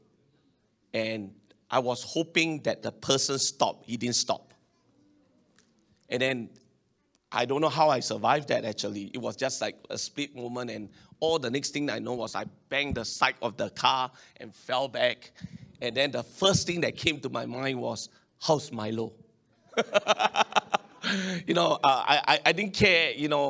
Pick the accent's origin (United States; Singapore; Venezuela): Singapore; as a Singaporean and a Chinese